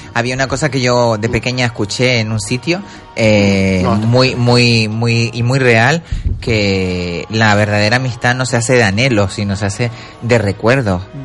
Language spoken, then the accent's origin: Spanish; Canary Islands, Spain; accent: Canarian; moved away; Todos los canarios ¿eh? llevamos un cubano dentro. Entonces, eh, nuestro, nuestro acento es muy diferente al, al peninsular